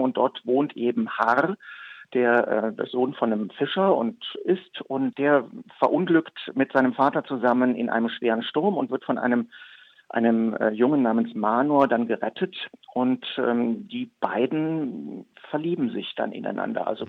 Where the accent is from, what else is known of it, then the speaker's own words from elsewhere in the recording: Leverkusen, North Rhine-Westphalia, Germany; also ich bin gebürtig aus Leverkusen, bekanntlich zwischen äh, Köln und Düsseldorf am Rhein gelegen